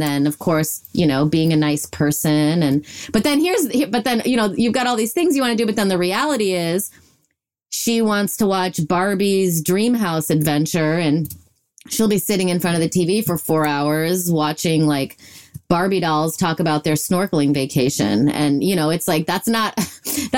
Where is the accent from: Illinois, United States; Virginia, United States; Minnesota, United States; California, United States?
Illinois, United States; I was raised in Illinois.